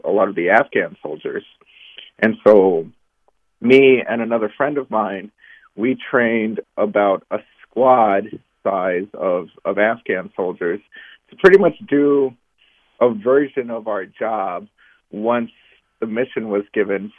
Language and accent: English; Arizona, United States; moved away; the area where I grew up in the United States, which is in Arizona, right along the border